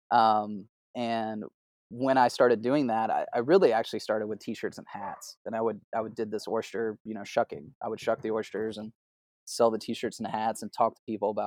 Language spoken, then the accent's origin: English; South Carolina, United States; I grew up on the on the Whale Branch. We've had those leases in our family for you know hundred years or whatever.